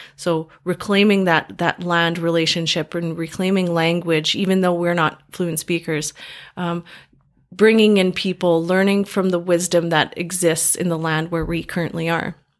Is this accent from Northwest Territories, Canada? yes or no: no; Grande Prairie, Alberta, Canada; moved away as an adult; also born or lived in Calgary; now in Edmonton, Canada; I was going up to my hometown, Grand Prairie